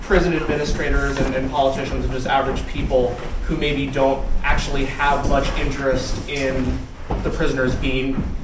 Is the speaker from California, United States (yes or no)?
no; outside New York City, United States; accent: American; now in Germany; I'm also an American from outside New York City, Germany.